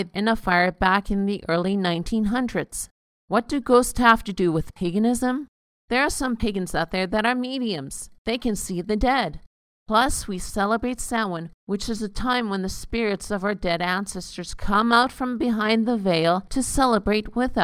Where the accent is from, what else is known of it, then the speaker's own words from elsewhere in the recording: Calgary, Alberta, Canada; My hometown is Calgary, Alberta, Canada